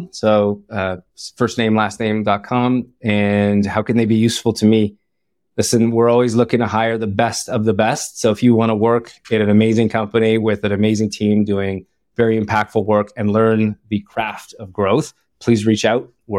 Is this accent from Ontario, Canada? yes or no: yes; Ottawa, Ontario, Canada; now in Bay Area, United States; I'm from Ottawa, and there's a lot of shawarma, Lebanese shawarma everywhere.